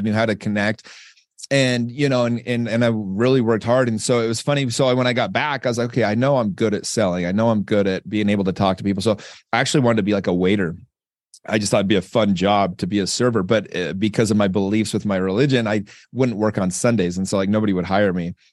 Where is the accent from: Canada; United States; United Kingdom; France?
United States; Utah; I'm from Utah. We don't even have, we barely have minorities.